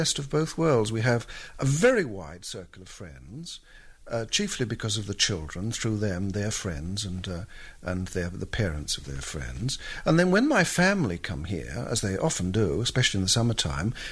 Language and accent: English; London, United Kingdom; accent: English; moved away as an adult; now in Ashford, Ireland; where I come from, my homeland, certainly where I lived in London, it was very, very fast